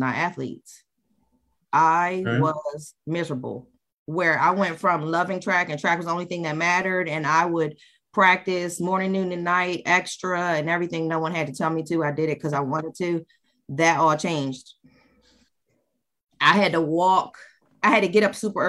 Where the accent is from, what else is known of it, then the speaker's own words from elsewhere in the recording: Maryland, United States; moved away as an adult; now in New Jersey, United States; I grew up in Maryland